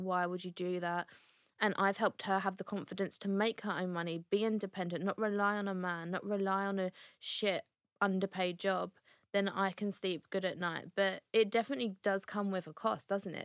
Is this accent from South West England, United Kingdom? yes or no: no; Essex, East of England, United Kingdom; We are from Essex